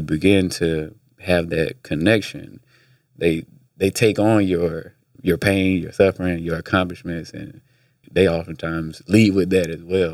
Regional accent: Atlanta, Georgia, United States; also born or lived in Midwest; I was born in Atlanta

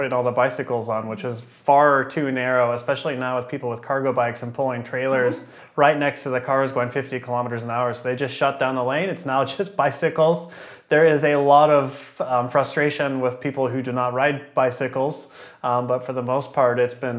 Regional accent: Kansas, United States; moved away as an adult; now in Freiburg, Germany; In Kansas, I had my permit at 14

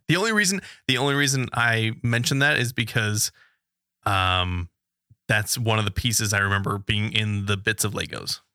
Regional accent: West Coast, United States; we're from the West Coast

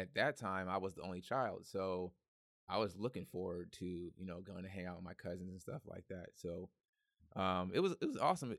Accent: Hercules, California, United States; also born or lived in San Francisco; I was born in San Francisco, raised in Hercules

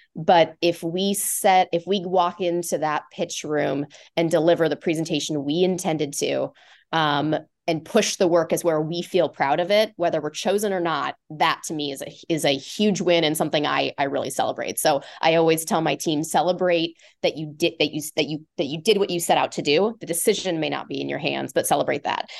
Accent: Omaha, Nebraska, United States; moved away as an adult; also born or lived in Lincoln, Nebraska; now in Chicago, United States; I grew up in Omaha

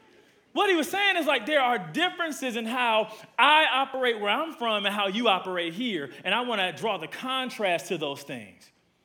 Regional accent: Milwaukee, Wisconsin, United States; now in Atlanta, United States; I've been here for about 31 years. I'm originally from Milwaukee, Wisconsin, from the Midwest.

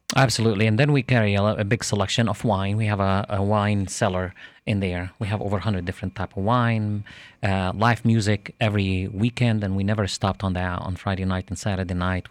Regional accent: Jerusalem, Jerusalem District, Israel; now in Lakeland, United States; I'm originally from Jerusalem, Israel

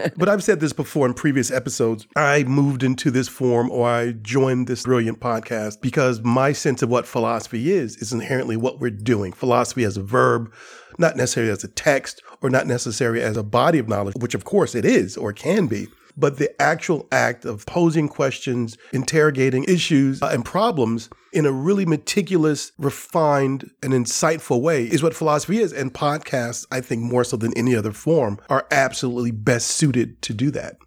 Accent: Gary, Indiana, United States; the eighteenth Street Brewery in Gary, Indiana, my hometown

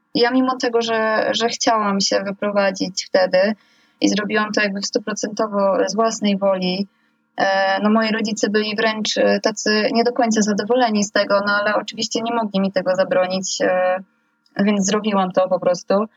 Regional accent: village about 40 km from Gdańsk, Pomeranian Voivodeship, Poland; moved away as an adult; now in Gdańsk, Poland; jestem właśnie z okolic e, miasteczka, które, które jest obok mojej wsi, albo wręcz, że mieszkam około 40 kilometrów e, za Gdańskiem.

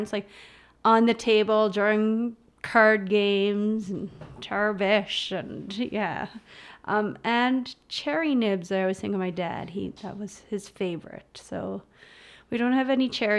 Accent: Canada; being Canadian.

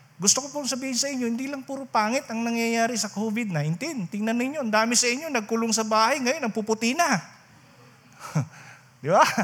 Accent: Rinconada, Bicol Region, Philippines; doon sa amin sa Rinconada

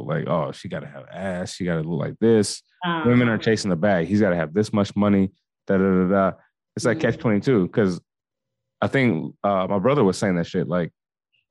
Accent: Minnesota, United States; moved away; I'm from Minnesota

